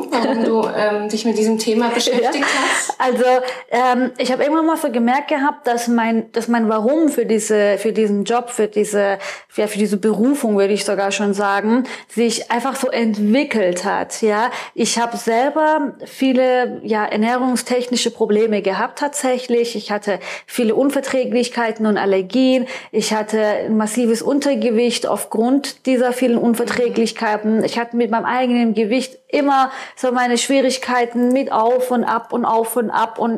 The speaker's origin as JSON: {"language": "German", "region": "Baden-Württemberg", "country": "Germany", "tie": "born or raised there", "also_born_or_lived": "Iran", "said": "ich bin gebürtige Perserin, ich bin seit fast 30 Jahren hier in Deutschland und ähm, ich bin im Schwarzwald aufgewachsen, habe dann in Gießen studiert und habe dann meinen Mann in Frankfurt kennengelernt"}